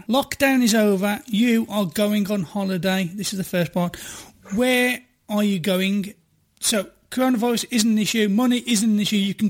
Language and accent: English; Ireland; I'm from Ireland.